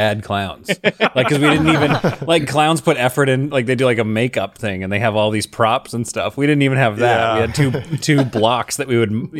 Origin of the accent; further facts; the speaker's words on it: Calgary, Alberta, Canada; I grew up in Calgary